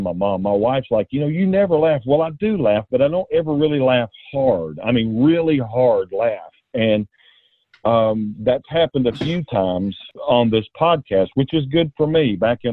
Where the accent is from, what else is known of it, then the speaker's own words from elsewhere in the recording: Knoxville, Tennessee, United States; also born or lived in Atlanta, Georgia; I was born in Atlanta, moved to Knoxville when I was about four, and stayed in Knoxville until I left for the Air Force and was gone about 5.5 years, and came back, and I've been here ever since.